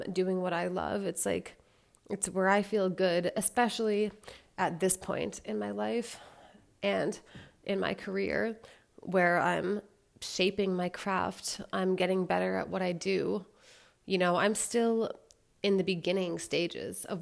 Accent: United States; I'm from the States

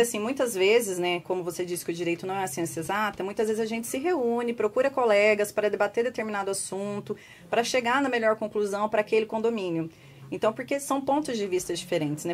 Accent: Guaxupé, Minas Gerais, Brazil; Eu sou de Guaxupé

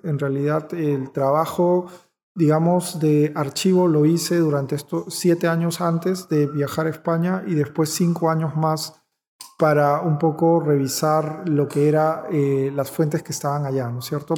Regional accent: Peru; como peruanos que somos

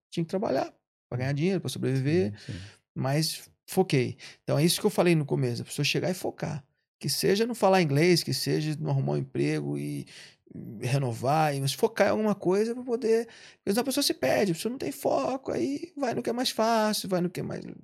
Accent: Brazil; moved away as an adult; eu já vim do Brasil, tinha duas academias no Brasil

